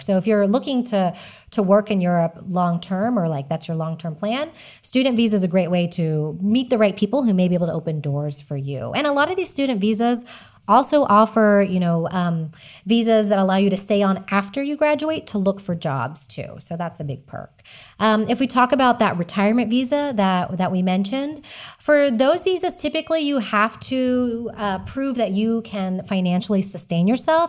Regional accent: Texas, United States; moved away as an adult; now in Spain; I am an American. I'm from Texas, living in Spain

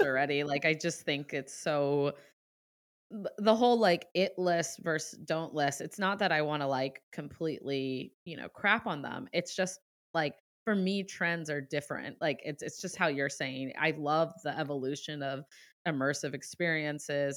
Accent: Ohio, United States; now in Boston, United States; I'm from Ohio. I'm a Midwest girl too

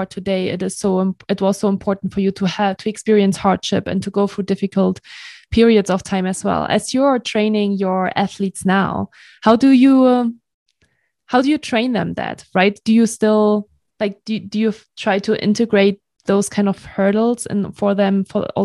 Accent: Germany; moved away; I'm from Germany originally.

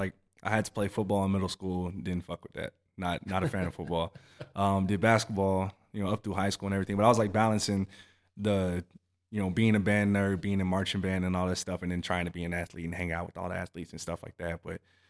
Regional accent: Harker Heights, Texas, United States; also born or lived in Southern California; he went to Fort Hood, you know, Killeen area. I grew up in Harker Heights.

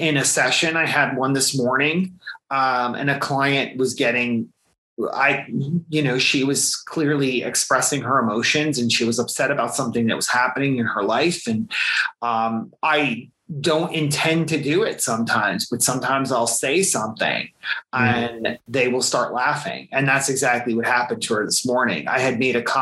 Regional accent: central New Jersey, United States; I grew up in central New Jersey

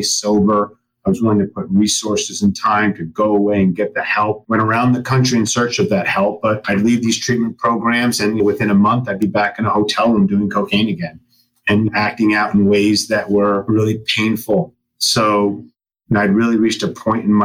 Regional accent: New York, United States; I am a New Yorker and from the Northeast

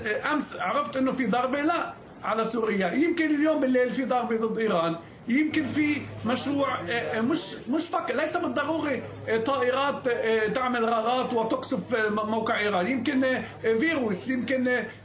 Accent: Lebanon; now in Israel; أنا كيهودي ولدت في لبنان

